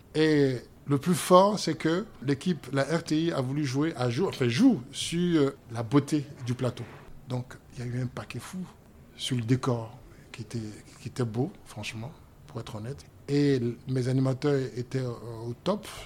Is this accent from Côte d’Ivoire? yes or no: yes; Yaou, Comoé, Côte d’Ivoire; moved away; je suis né euh, à Yaou exactement, et je suis abouré